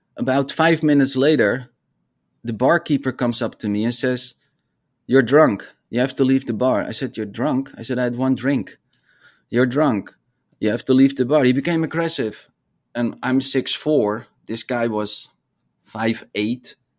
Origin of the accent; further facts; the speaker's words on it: Netherlands; moved away as an adult; also born or lived in Arizona; I grew up in the Netherlands